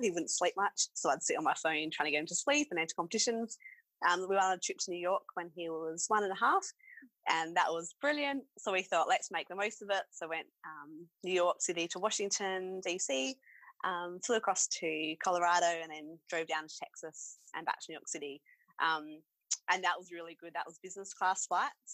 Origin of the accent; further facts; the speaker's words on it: Adelaide, South Australia, Australia; I'm from Adelaide